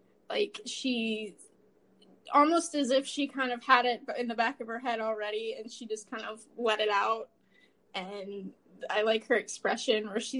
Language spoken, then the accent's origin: English; Kansas City, Missouri, United States; I am from the Kansas City, Missouri area